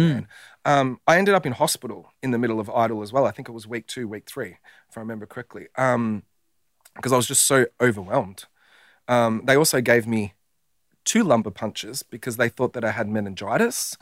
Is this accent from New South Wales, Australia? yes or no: no; Werribee, Victoria, Australia; I'm a bogan from Werribee